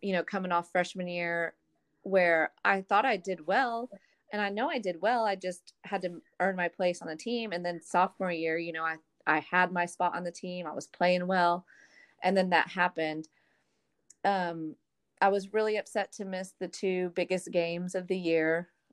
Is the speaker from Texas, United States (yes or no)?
yes; Arlington, Texas, United States; moved away; I'm from Arlington, Texas.